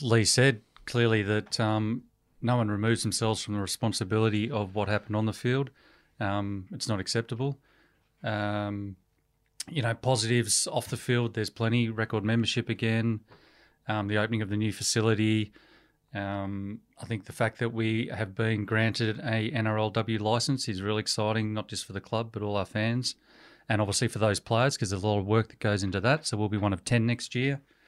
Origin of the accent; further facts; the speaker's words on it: Melbourne, Victoria, Australia; moved away as an adult; also born or lived in Hollywood, United States; I was born in Melbourne and born and bred in Melbourne